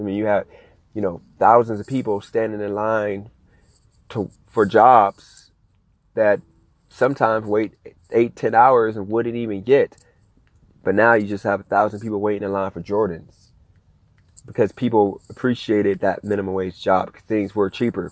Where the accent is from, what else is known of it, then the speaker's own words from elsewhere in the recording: Ohio, United States; now in Las Vegas, United States; I'm from Ohio